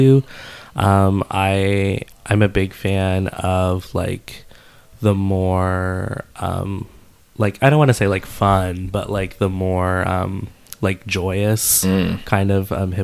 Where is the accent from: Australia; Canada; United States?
United States; Dallas, Texas; now in New York, United States; I'm based in New York, but I'm from Dallas